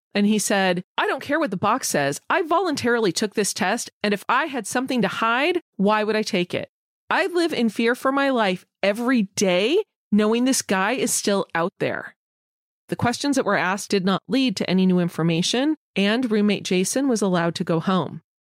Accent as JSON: {"language": "English", "region": "California", "country": "United States", "said": "as a Californian"}